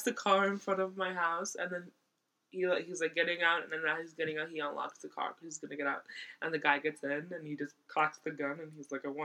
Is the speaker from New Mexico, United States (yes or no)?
no; Lawrence, Massachusetts, United States; Lawrence, Massachusetts